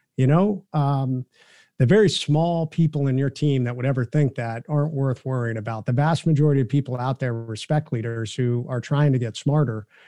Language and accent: English; Ohio, United States; I'm from the Midwest, from Ohio